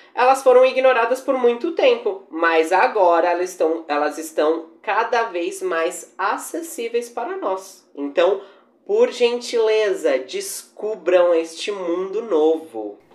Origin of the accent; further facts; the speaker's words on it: Brazil; a nossa pitada brasileira